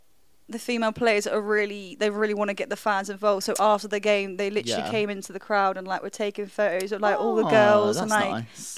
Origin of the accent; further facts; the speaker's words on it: Spain; moved away; Where I was growing up in Spain, men play football, girls did skipping, like very traditional vibes.